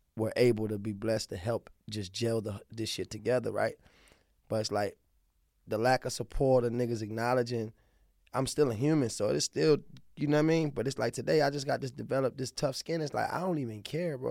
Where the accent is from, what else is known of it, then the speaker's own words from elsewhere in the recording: Baltimore, Maryland, United States; accent: southern twang; also born or lived in Dallas, Texas / Anne Arundel County, Maryland; I'm from the city, I'm from South Baltimore